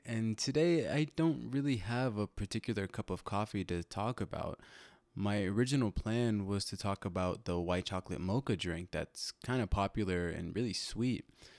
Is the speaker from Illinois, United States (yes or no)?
yes; Illinois, United States; It took the form of something that I grew up with living in Illinois when I was younger, something that I grew up with hearing every night during the summer.